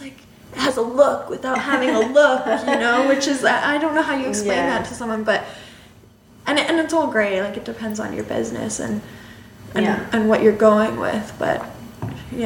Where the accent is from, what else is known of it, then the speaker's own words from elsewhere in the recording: Canada; I'm in Canada, and I've born and raised in Canada my whole life